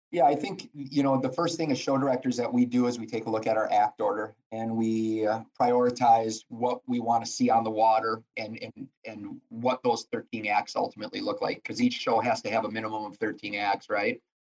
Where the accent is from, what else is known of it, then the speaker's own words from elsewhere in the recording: Lake Sherwood, Wisconsin, United States; growing up on Lake Sherwood